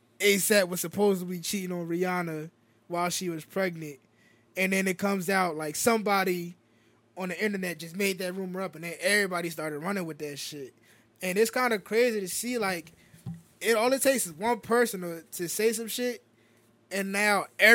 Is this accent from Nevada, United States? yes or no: yes; Las Vegas, Nevada, United States; I was born in Vegas.